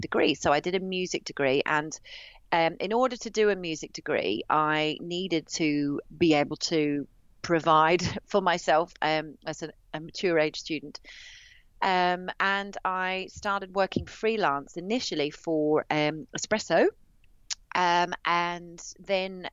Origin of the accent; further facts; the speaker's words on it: Australia; moved away as an adult; now in United Kingdom; my parents are both musicians, so I grew up traveling around Australia